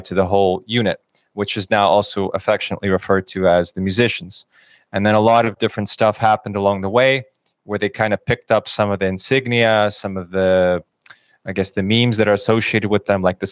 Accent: United States; moved away as an adult; also born or lived in Kyiv, Ukraine / Russia; I grew up in the United States

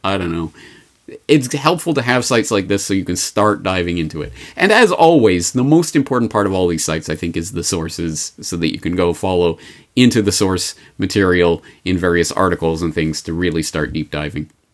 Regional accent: Canada; I'm Canadian

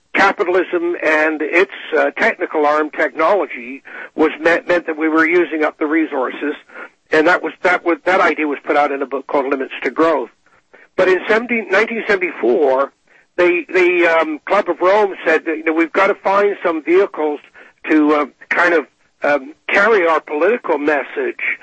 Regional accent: England, United Kingdom; now in Canada; I was born in England, uh, emigrated to Canada in 1957

